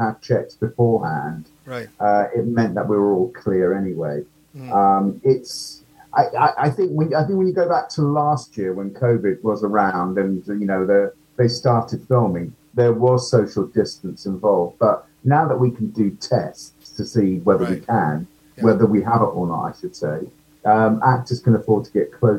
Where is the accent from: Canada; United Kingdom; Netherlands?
United Kingdom; accent: British; my, you know, horrible British accent.